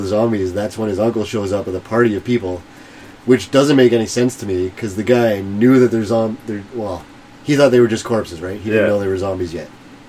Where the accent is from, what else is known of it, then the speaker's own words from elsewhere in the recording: Canada; We're Canadian.